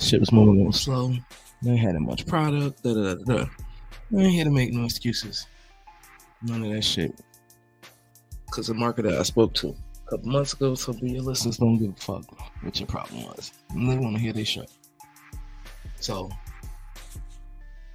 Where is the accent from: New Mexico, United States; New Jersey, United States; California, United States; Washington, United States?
New Jersey, United States; I'm from New Jersey